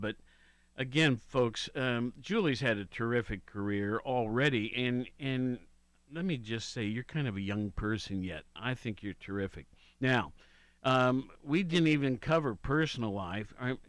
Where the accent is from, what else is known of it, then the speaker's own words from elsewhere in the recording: Worthington, Ohio, United States; also born or lived in Honolulu, Hawaii; now in Athens, United States; I grew up with Ohio State, living in Worthington.